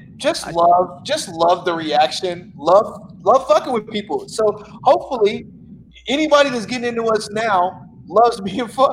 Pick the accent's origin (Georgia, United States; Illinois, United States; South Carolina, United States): Illinois, United States; Chicago; I'm from Chicago